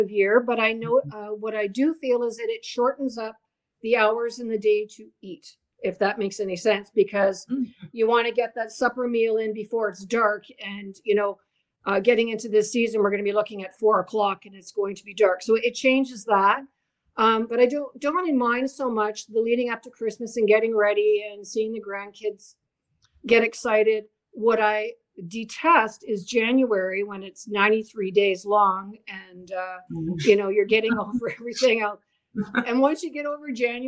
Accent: Northwestern Ontario, Canada; I grew up in Northwestern Ontario

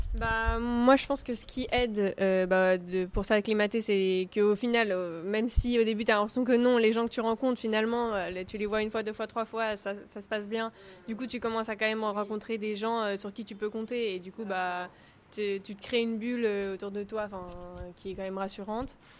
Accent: France; born or raised there; moved away as an adult

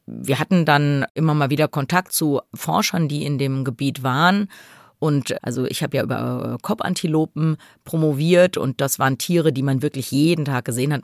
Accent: Germany; wir sind Deutsche, wir wollen nur nach Hause.

